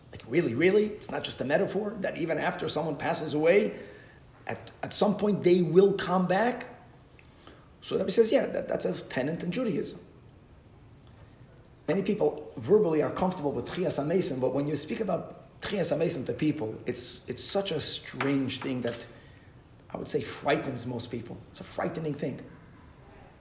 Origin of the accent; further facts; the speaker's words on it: Brazil; I'm from Brazil